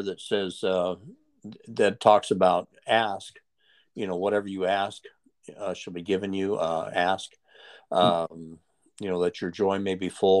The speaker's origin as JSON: {"language": "English", "region": "Texas", "country": "United States", "said": "I'm from Texas"}